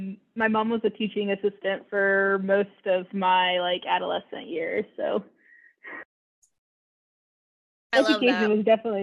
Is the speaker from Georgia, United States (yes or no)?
yes; Georgia, United States; also born or lived in California; So not from Georgia. I'm actually originally from California, but we moved to Georgia when I was like fourth